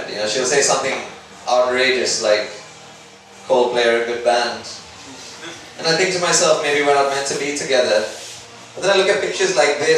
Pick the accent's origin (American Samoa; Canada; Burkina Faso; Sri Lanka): Sri Lanka; moved away as an adult; now in United Kingdom; I come from a third world country. I come from Sri Lanka.